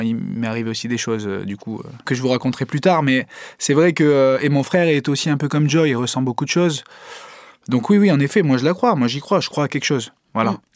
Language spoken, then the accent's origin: French; Italy; je suis italien